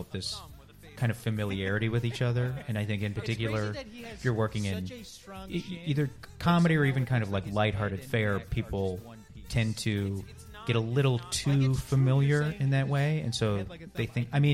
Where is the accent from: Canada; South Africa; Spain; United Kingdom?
Canada; I am Canadian